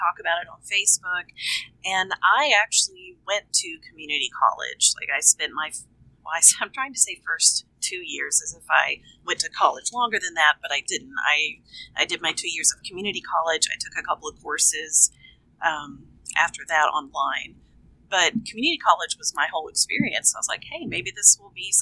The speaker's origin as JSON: {"language": "English", "region": "Kentucky", "country": "United States", "moved": "yes", "lives_now": "Nashville, United States", "said": "I'm from Kentucky, and I live in Nashville, Tennessee now"}